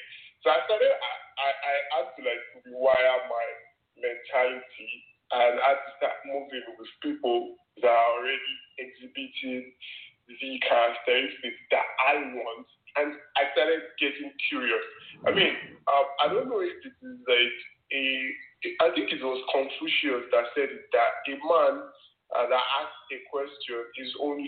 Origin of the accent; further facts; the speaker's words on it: Nigeria; I grew up in Nigeria